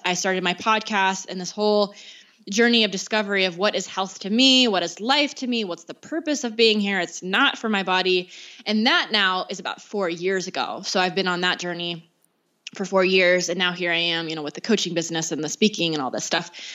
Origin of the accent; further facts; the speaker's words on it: the South, United States; I was raised in the South